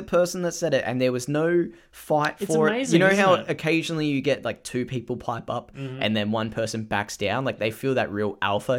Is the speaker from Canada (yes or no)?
no; Australia; I am Australian.